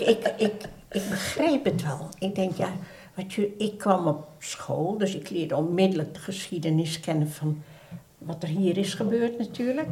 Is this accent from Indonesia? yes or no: yes; Surabaya, East Java, Indonesia; now in Netherlands; ben geboren in Surabaya, ah. Oost-Java